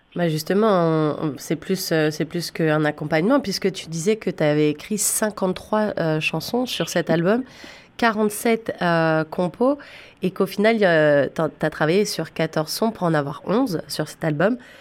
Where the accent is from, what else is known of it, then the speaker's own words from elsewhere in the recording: Ontario, Canada; en tant que francophones en Ontario, on est quand même en minorité